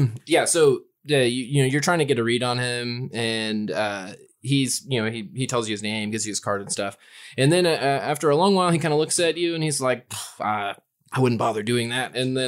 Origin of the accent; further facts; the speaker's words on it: Eureka Springs, Arkansas, United States; growing up in Eureka Springs, that's, trust me.